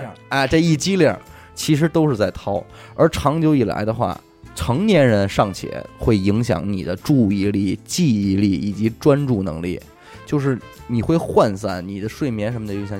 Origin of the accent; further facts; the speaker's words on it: China; 我们中国人还普遍存在的这种文化的禁锢